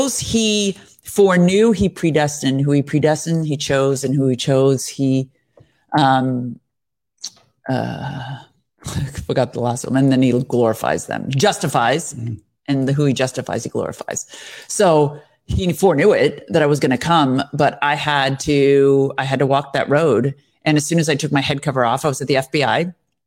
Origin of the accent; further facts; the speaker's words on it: United States; I'm an American